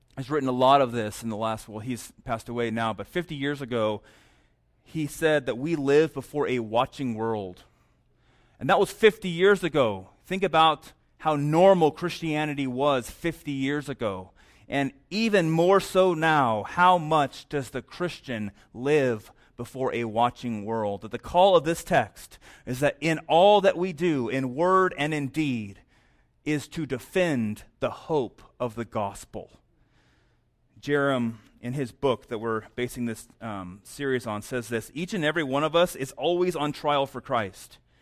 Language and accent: English; New Mexico, United States; moved away; also born or lived in St. Louis, Missouri; I'm from New Mexico